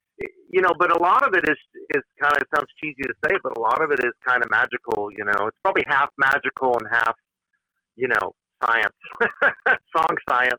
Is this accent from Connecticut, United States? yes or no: yes; Portland, Connecticut, United States; now in Nashville, United States; I'm a nutmegger. Totally. Yep, proud to be. I'd loved growing up in Portland.